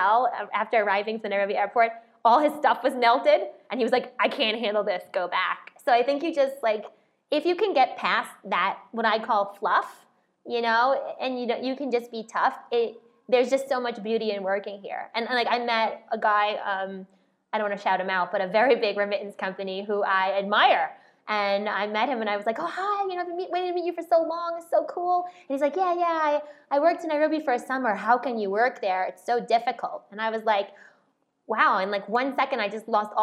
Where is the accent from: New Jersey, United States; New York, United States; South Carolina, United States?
New York, United States; New York City; moved away as an adult; also born or lived in Switzerland; I grew up in Queens, New York